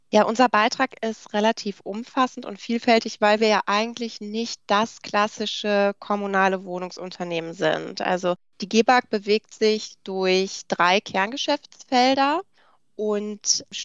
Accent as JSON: {"language": "German", "town": "Cologne", "region": "North Rhine-Westphalia", "country": "Germany", "said": "Als Kölnerin ist das natürlich so eine Sache, dann eine andere Stadt zu charakterisieren"}